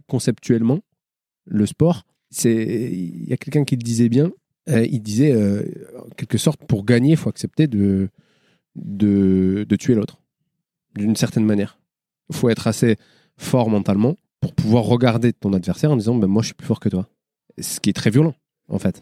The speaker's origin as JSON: {"language": "French", "town": "Marseille", "region": "Provence-Alpes-Côte d'Azur", "country": "France", "tie": "born or raised there", "said": "Je viens des quartiers nord de Marseille, mais je viens pas du ruisseau."}